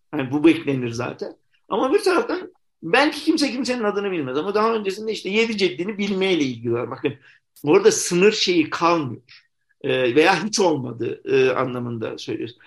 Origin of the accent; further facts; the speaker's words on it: Konya, Turkey; moved away as an adult; dinsel anlamda muhafazakar bir şehirde yaşadığım için yani çocukluğumda e, sonra tabi yurt dışı tecrübem şey oldu ama kaçıncı olarak tekrar Konya'ya geri döndüğümü